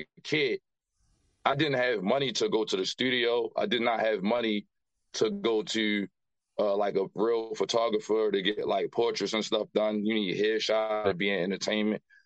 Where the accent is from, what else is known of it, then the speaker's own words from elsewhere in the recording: Baltimore, Maryland, United States; Grew up here in the West Baltimore area